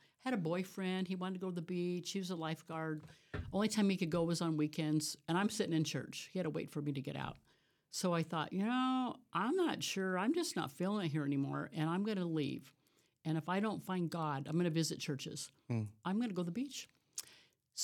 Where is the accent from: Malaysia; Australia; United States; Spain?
United States; Orange County, California; I'm in Orange County, big house, out in Orange Park Acres, a horse garden, going to Cal State Fullerton.